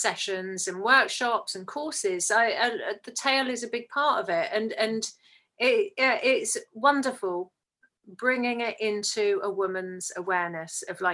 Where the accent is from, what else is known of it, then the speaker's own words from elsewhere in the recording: England, United Kingdom; as English people